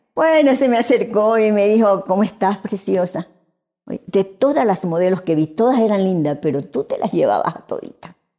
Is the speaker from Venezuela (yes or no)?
yes; Venezuela; now in Guayaquil, Ecuador; Yo nací aquí en Guayaquil y a los seis meses de nacida emigramos para Venezuela